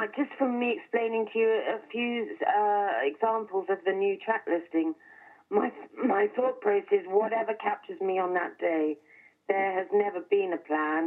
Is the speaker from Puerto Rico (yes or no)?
no; England, United Kingdom; an English person